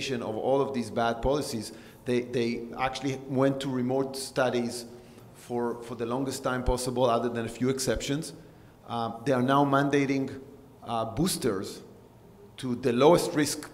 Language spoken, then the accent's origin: English; Israel; moved away; I'm coming from a country that had a lot of wars. I was born in Israel